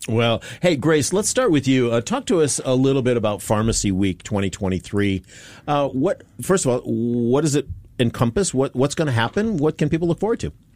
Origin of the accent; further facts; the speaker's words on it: United States; now in Singapore; my home country, the U.S.